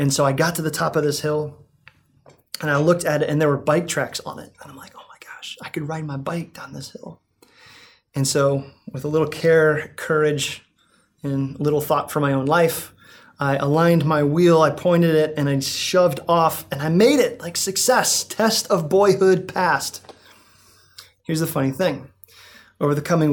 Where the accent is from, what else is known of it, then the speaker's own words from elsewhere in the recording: Greentown, United States; I grew up in Greentown